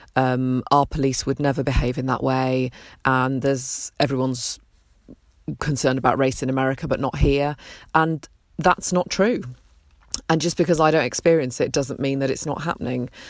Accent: Peterborough, East of England, United Kingdom; also born or lived in Nottingham; having been born and brought up in Britain

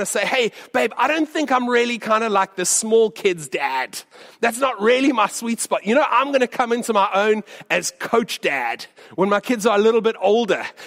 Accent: United States; moved away; when I was growing up in the States

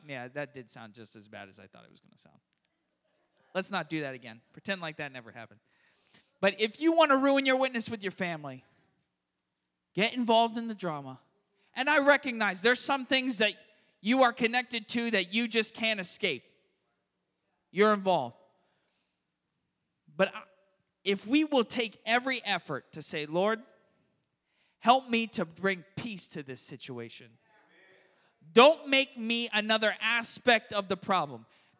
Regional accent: Florida, United States; also born or lived in San Francisco; now in Richmond, United States; I grew up in South Florida where, it's the Miami Metro.

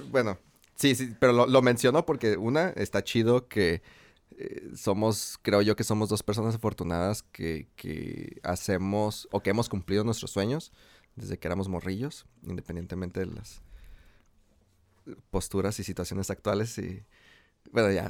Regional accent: Tijuana, Baja California, Mexico; also born or lived in Guadalajara; nosotros como tijuanenses, o sea, yo me siento bien. sí, sí, aunque haya nacido en Guadalajara, es como que yo me siento bien tijuanense

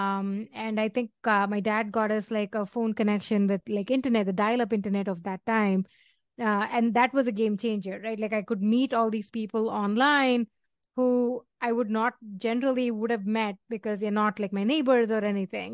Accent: Chennai, Tamil Nadu, India; moved away; also born or lived in New Delhi; I grew up in Chennai, New Delhi first and then Chennai after.

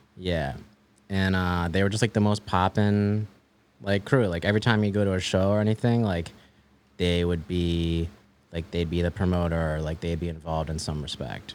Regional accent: Maryland, United States; also born or lived in Washington, D.C.; I grew up in, like, the suburbs of Maryland

